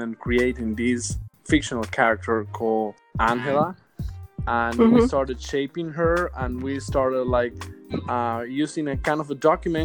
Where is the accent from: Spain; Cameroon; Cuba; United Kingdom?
Cuba; moved away as an adult; now in New York, United States; I was born and raised in Cuba until I was 24 years old.